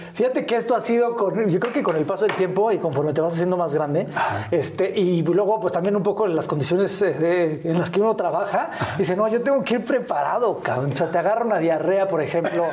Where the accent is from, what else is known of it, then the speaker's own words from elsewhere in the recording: Naucalpan, State of Mexico, Mexico; also born or lived in Miguel Hidalgo, Mexico City; ahí viví yo el primer año de vida y de ahí nos fuimos al hermosísimo y orgulloso pueblo de Satélite. señoras y señores. Yo soy sateluco de Hueso Colorado